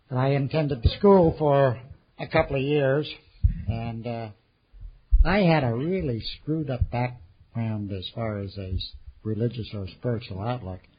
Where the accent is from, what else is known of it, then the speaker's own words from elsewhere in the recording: California, United States; also born or lived in Sacramento; I was born there in 1910, a long time before Jan arrived. And uh, we moved up to the Bay Area, and I lived in Marin County and San Francisco and Oakland and Berkeley.